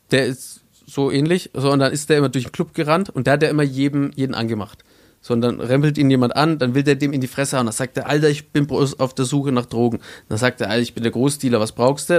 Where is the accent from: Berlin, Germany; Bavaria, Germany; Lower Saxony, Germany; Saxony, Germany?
Bavaria, Germany; ich komme aus Bayern